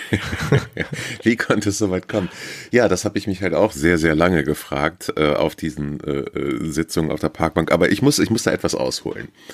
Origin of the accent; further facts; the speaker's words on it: Northern Germany, Germany; also born or lived in Hamburg; wir als Norddeutsche